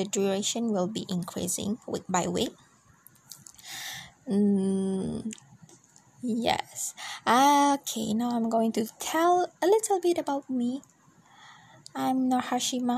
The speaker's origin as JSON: {"language": "English", "region": "Hulu Selangor", "country": "Malaysia", "tie": "born or raised there", "also_born_or_lived": "Sandakan, Sabah", "second_language": "English", "said": "I was born in Sabah, but I pretty much grew up in Hulu Selangor"}